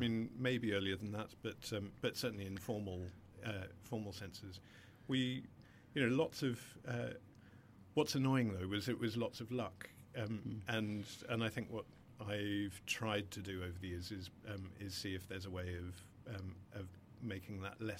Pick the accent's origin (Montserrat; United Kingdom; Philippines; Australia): Australia; growing up in Australia in the 70s, 80s